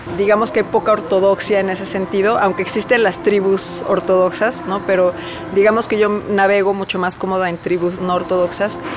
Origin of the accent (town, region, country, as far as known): Mexico; moved away